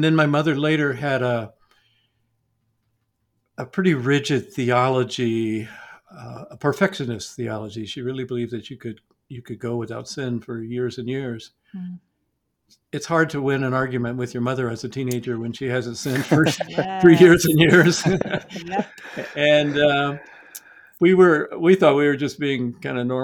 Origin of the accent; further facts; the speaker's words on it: Atlanta, Georgia, United States; So I grew up in Atlanta in the 1960s.